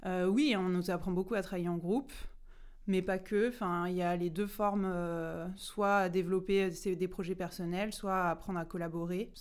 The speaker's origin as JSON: {"language": "French", "town": "Rouen", "region": "Normandy", "country": "France", "said": "je viens de Rouen"}